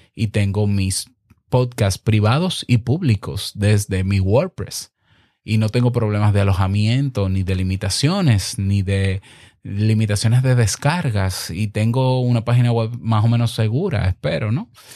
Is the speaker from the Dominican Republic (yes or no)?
yes; Dominican Republic; en el 2019 en República Dominicana, en mi país